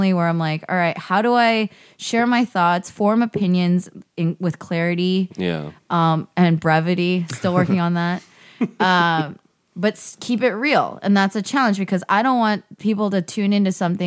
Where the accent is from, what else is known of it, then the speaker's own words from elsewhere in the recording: the Bay Area, California, United States; now in Los Angeles, United States; I grew up in the Bay